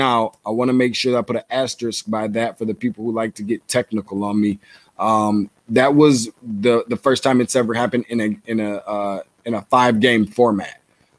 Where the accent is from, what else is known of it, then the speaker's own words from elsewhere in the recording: Lansing, Michigan, United States; my hometown of Lansing, Michigan.